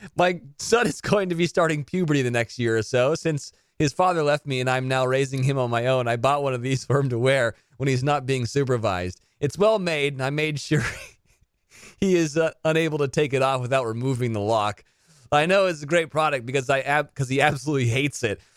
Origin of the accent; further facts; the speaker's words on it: Pebble Beach, California, United States; in my hometown of Pebble Beach, California